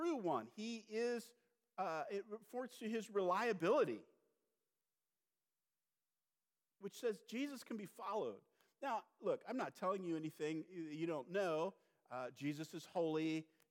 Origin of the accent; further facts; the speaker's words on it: California, United States; moved away; I'm from California.